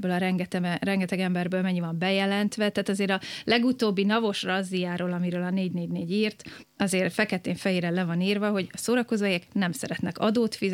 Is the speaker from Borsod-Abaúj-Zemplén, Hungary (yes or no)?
no; Budapest, Hungary; born or raised there